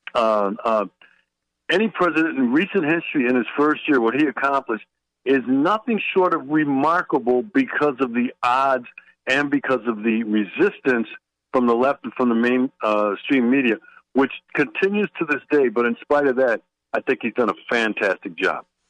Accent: Milwaukee, Wisconsin, United States; moved away as an adult; now in Washington, D.C., United States; I was born and raised in Milwaukee, Wisconsin

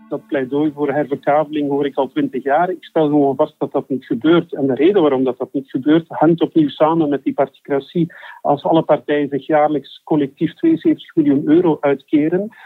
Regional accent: Flanders, Belgium; Wij voelen ons Vlamingen, wij zijn Vlamingen

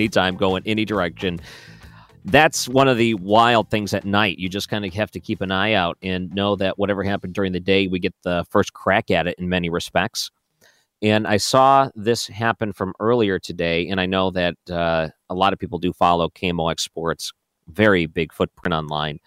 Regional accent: Michigan, United States; moved away as an adult; also born or lived in Ohio; I grew up in Michigan

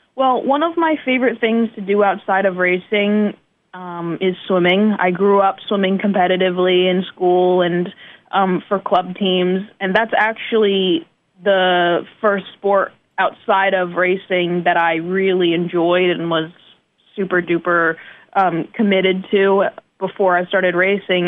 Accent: northeast of the United States, United States; moved away as an adult; also born or lived in China / Texas / New Jersey / New York; now in Fort Wayne, United States; I was raised in the northeast of the United States

